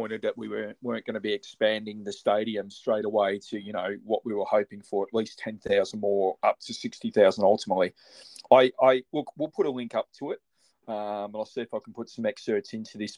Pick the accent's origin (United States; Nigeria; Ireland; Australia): Australia; I'm an Australian. I've always been an Australian